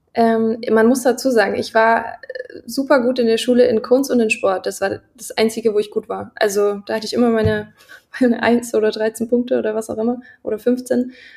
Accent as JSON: {"language": "German", "area": "Lusatia", "region": "Saxony", "country": "Germany", "tie": "born or raised there", "moved": "yes", "said": "ich komme ja aus der Gegend, so ein bisschen aus ja. der Lausitz. Also Görlitz, Horka, Niski, ähm, da bin ich so groß geworden. Also in der Teenagerphase"}